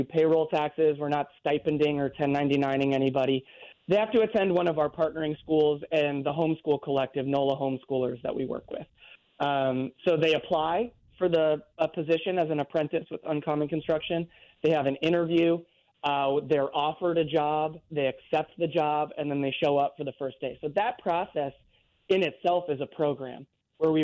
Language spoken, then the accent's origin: English; California, United States; moved away as an adult; now in New Orleans, United States; I'm originally from California